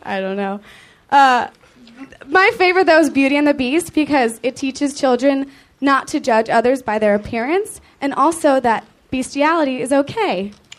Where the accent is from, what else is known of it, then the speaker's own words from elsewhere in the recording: Philadelphia, Pennsylvania, United States; moved away as an adult; now in Los Angeles, United States; I'm from Philadelphia originally.